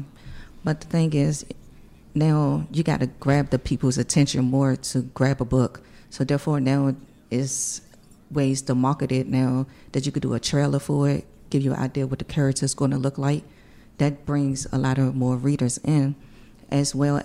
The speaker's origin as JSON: {"language": "English", "town": "Washington", "region": "District of Columbia", "country": "United States", "said": "I'm from Washington, D.C."}